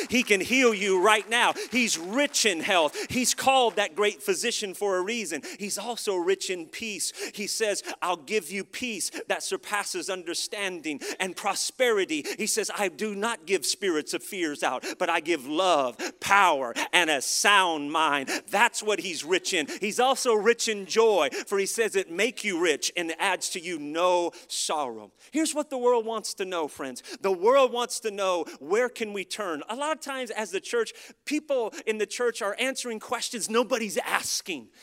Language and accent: English; United States; as an American living in America